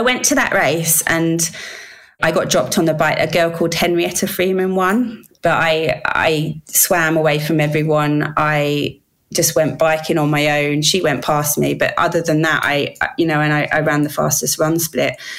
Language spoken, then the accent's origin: English; London, United Kingdom; also born or lived in Wales; I was born in England